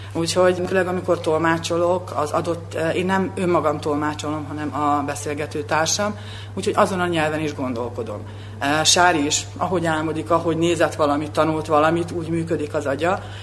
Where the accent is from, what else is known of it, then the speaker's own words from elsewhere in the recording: Subotica, Vojvodina, Serbia; moved away as an adult; now in Belgrade, Serbia; szülővárosomhoz, Szabadkához